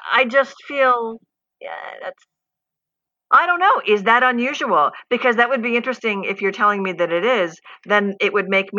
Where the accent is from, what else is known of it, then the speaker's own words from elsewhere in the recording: United States; as an American